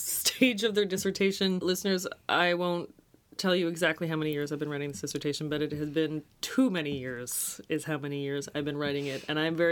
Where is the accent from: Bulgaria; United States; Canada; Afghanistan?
Canada; as a Canadian